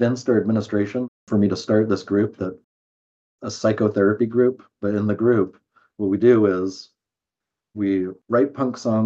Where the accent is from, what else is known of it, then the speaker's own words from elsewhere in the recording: Eugene, Oregon, United States; moved away as an adult; also born or lived in Arizona; I grew up in Eugene, Oregon, where I work now as a psychotherapist.